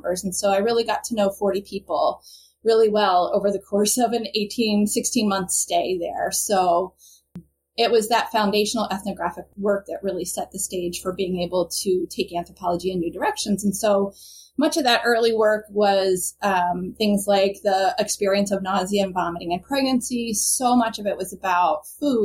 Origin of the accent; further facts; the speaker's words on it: Bucks County, outside Philadelphia, Pennsylvania, United States; I'm originally from the northern suburbs outside of Philadelphia. So it's called Bucks County